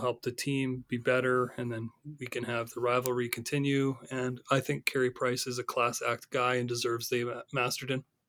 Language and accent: English; Northern Ontario, Canada; I grew up in Northern Ontario